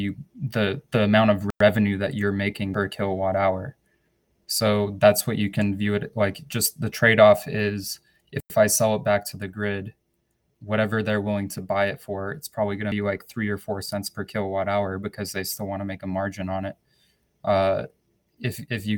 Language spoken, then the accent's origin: English; New Mexico, United States; I'm from New Mexico